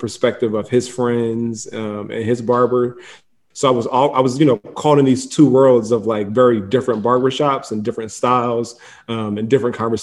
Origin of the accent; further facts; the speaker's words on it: Philadelphia, Pennsylvania, United States; West Philly. I grew up in the Overbrook section of the city